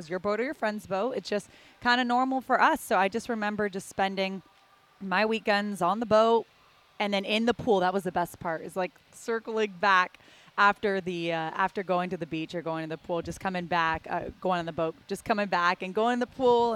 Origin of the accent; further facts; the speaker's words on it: Palmetto Bay, Florida, United States; also born or lived in Syracuse, New York; growing up in South Miami in Palmetto Bay, Florida